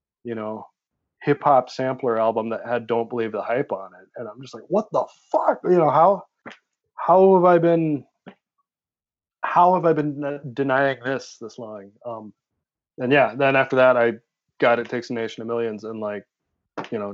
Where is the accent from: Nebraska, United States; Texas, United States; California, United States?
Nebraska, United States; rural; born or raised there